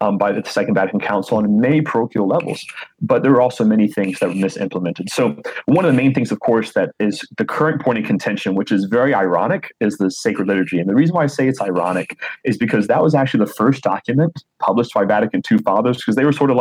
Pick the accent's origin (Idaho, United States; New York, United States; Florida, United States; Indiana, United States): Florida, United States; I'm from the state of Florida